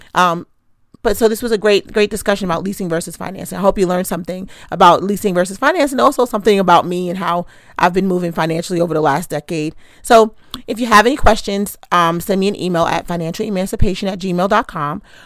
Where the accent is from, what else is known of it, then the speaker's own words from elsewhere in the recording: New York City, New York, United States; I'm from Queens